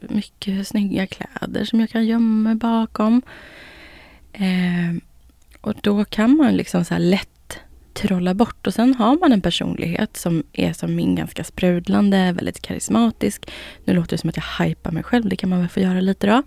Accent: Finland; Jag är finne

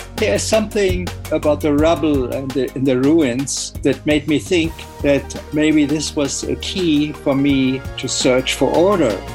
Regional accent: Germany; the iron industry was very strong still when I was uh, growing up. And it was the very reason why, why my hometown w- was bombed

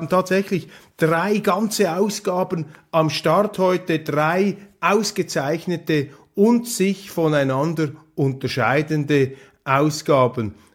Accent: Wittnau, St. Gallen, Switzerland; ich komme aus Wittnau, St. Gallen, Rheintal, hundertprozentig Swissmade

